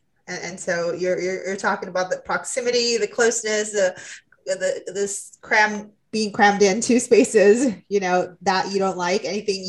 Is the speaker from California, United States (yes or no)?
yes; California, United States; now in New York, United States; I'm from California.